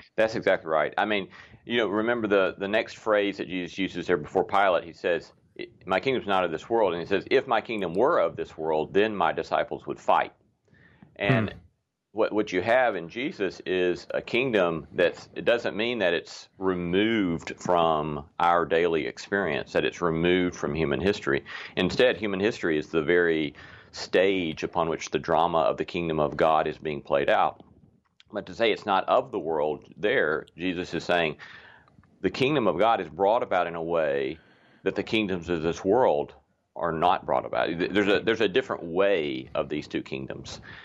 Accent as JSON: {"language": "English", "region": "the South", "country": "United States", "said": "we Southerners"}